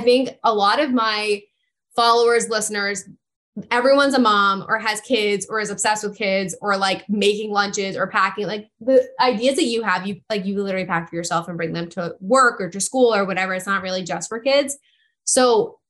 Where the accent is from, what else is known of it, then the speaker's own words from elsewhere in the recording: Princeton area, New Jersey, United States; I'm from the Princeton area. So I'm like 35, 40 minutes from here